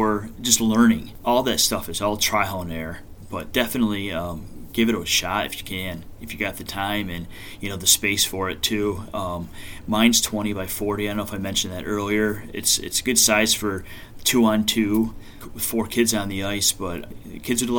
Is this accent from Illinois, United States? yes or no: no; near Binghamton, Pennsylvania, United States; I grew up in Pennsylvania, just over the border from Binghamton